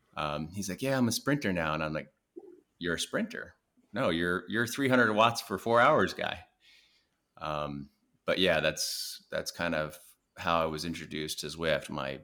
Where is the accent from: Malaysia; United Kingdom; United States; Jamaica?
United States; Alaska; born there; also born or lived in New Jersey / California; So I was born in Alaska. And then we just kind of moved around the country following his career development. So we moved from Alaska to New Jersey to California, up and down the coast of California, back to Alaska.